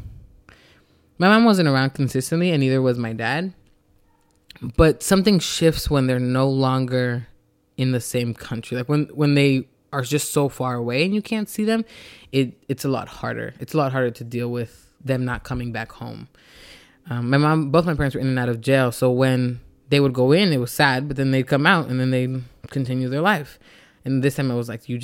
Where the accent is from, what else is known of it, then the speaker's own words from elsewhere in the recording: Los Angeles, California, United States; I am from Los Angeles. My family is originally from El Salvador, but my grandmother raised me